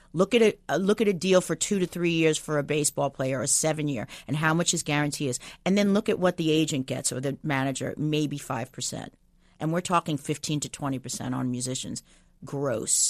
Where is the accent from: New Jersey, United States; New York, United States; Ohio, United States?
New York, United States; Long Island; moved away; I'm, I'm from New York